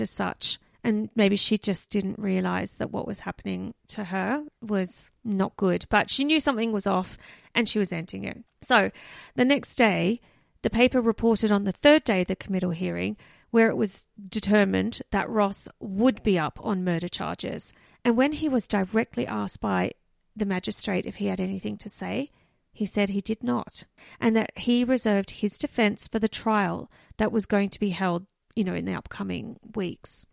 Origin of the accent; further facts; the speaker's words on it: Canberra, Australian Capital Territory, Australia; my hometown, Canberra.